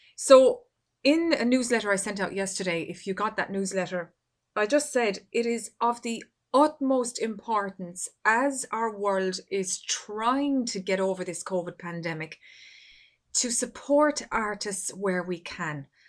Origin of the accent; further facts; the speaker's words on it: Ireland; my home country here of Ireland